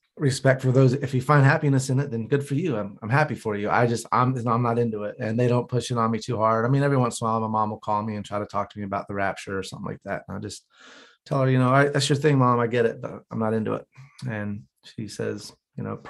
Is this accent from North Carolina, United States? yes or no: yes; Gastonia, North Carolina, United States; I grew up in North Carolina as well. I'm from Gastonia